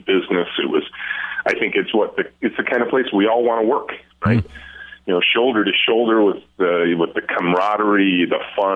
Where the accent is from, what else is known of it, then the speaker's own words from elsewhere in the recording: Southeast Michigan, United States; as a kid growing up in Southeast Michigan